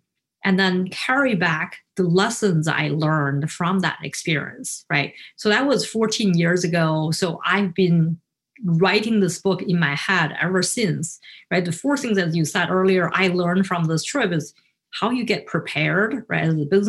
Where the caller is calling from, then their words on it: Naperville, Illinois, United States; I'm speaking today from Naperville. It's the west suburb of Chicago.